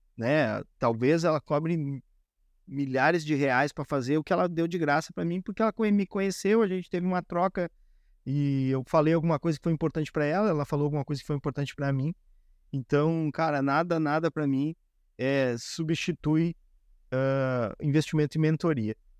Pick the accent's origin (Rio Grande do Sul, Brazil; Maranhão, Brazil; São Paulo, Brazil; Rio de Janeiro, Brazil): Rio Grande do Sul, Brazil; Como gaúcho, todos os dias, duas vezes por dia, é chimarrão direto